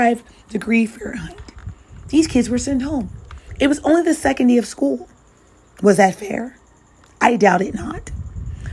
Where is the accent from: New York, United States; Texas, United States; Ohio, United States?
New York, United States; New York City; I'm a New Yorker myself